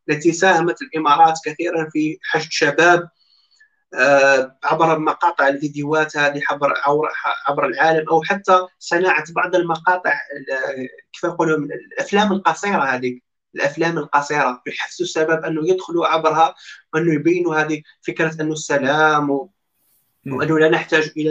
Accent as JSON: {"language": "Arabic", "country": "Algeria", "said": "احنا جزائريين على بالنا اللي على كيف على بالنا كاين فساد"}